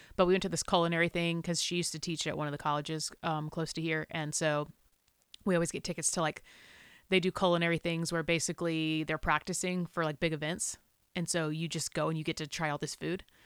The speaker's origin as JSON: {"language": "English", "region": "South Carolina", "country": "United States", "tie": "born or raised there", "said": "I grew up in South Carolina"}